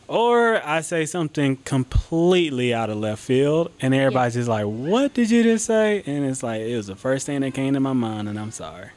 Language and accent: English; Athens, Georgia, United States; I was born and raised in Athens